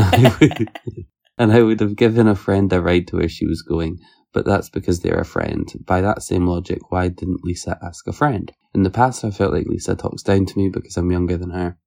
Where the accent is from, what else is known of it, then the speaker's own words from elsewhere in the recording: Scotland, United Kingdom; if I say I'm from Scotland, I get treated a lot better than if I say I'm from the U K